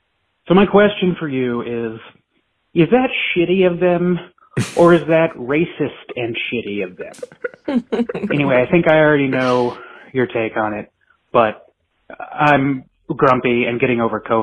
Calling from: Riverside, California, United States; I'm calling from Riverside, California. I'm a white guy.

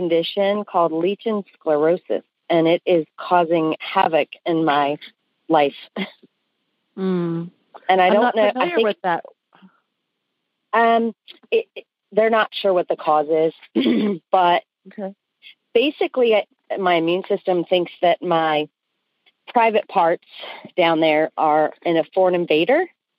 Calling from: Newport News, Virginia, United States; Newport News, Virginia.

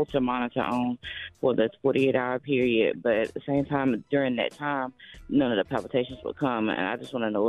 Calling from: Spartanburg, South Carolina, United States; I'm calling from Spartanburg, South Carolina.

